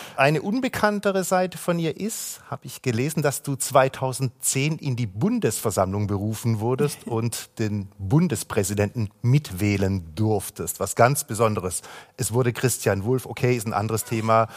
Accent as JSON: {"language": "German", "town": "Cologne", "region": "North Rhine-Westphalia", "country": "Germany", "tie": "born or raised there", "said": "aus meiner Heimatstadt Köln"}